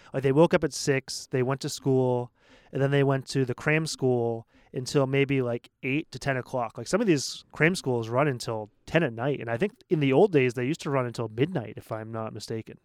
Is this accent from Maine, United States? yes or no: yes; Portland, Maine, United States; I come from Portland, Maine, which is a small city of seventy thousand people in the Northeast